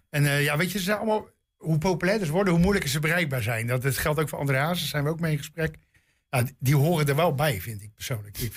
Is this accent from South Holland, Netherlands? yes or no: yes; Rotterdam, South Holland, Netherlands; Peter Beentje ga ik varen op de gracht in Amsterdam als Rotterdammer.